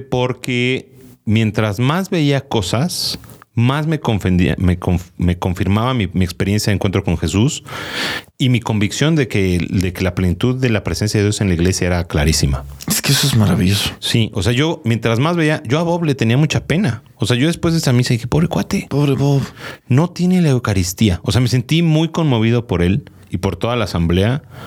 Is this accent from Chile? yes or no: no; Mexico; como niño mexicano